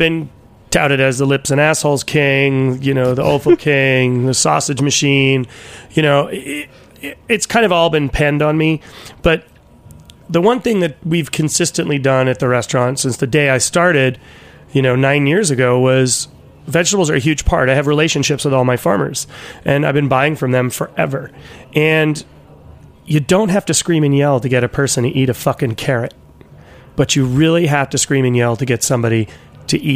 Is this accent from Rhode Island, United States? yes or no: yes; Rhode Island, United States; now in San Francisco, United States; I'm born and raised in Rhode Island, of Italian and English descent